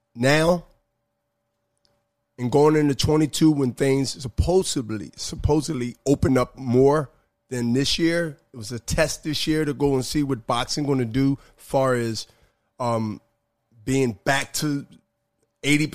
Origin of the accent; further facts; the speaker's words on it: Philadelphia, Pennsylvania, United States; I'm from Philly